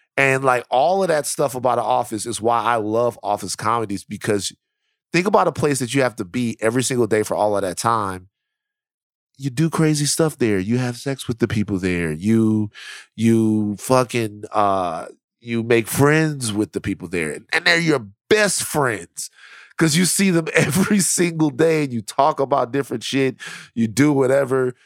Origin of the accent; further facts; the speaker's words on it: Baton Rouge, Louisiana, United States; I'm from South Baton Rouge